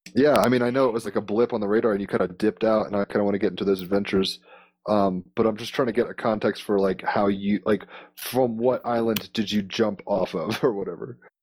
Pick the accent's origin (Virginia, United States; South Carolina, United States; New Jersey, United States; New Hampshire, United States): Virginia, United States; Richmond; I used to grow up in Richmond, Virginia.